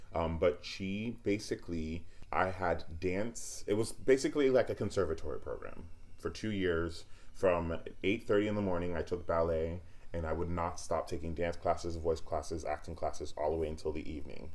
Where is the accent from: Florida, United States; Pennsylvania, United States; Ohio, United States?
Florida, United States; Niceville; moved away as an adult; also born or lived in Oakland, California; I left there when I was 5, moved to Niceville, Florida. And that's really where I call home. When people ask me where I'm from, I say Niceville because I spent from the age of 5 all the way up till college in Niceville.